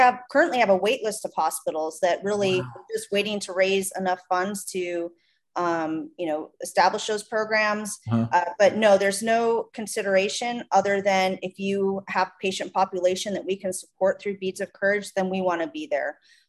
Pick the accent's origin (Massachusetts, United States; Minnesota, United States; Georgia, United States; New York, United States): Minnesota, United States; accent: Midwest; now in Tucson, United States; I'm from Minnesota.